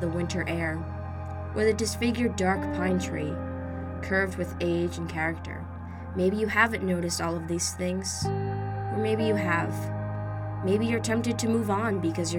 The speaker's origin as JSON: {"language": "English", "region": "New Jersey", "country": "United States", "tie": "born or raised there", "said": "I grew up in New Jersey, a little over 5 miles away from where George Innes's home in Montclair, New Jersey used to be."}